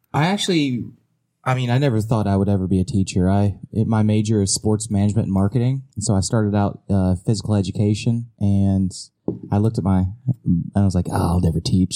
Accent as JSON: {"language": "English", "region": "West Virginia", "country": "United States", "tie": "born or raised there", "moved": "as an adult", "lives_now": "South Korea", "said": "I love my hometown, uh, West Virginia, uh, my home state"}